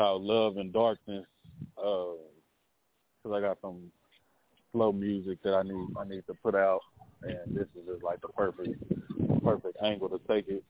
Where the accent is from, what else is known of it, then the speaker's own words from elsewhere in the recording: Fort Worth, Texas, United States; I'm from Fort Worth, Texas, west side of Fort Worth, Texas